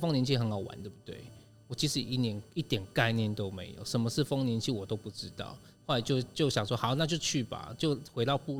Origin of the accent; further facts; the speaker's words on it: Taitung County, Taiwan; 所以当时回来台东，其实经历很长一段时间